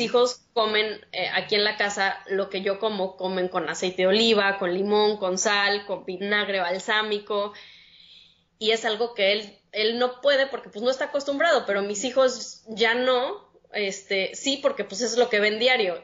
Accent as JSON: {"language": "Spanish", "region": "Mexico City", "country": "Mexico", "moved": "as an adult", "lives_now": "San Pedro Sula, Honduras", "said": "tengo dos años ahorita viviendo en Honduras, en San Pedro Sula, soy de la Ciudad de México"}